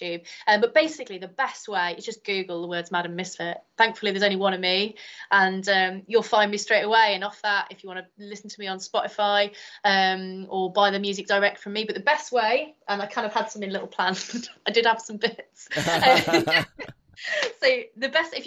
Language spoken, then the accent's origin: English; Chester, North West England, United Kingdom; moved away; I'm originally from Chester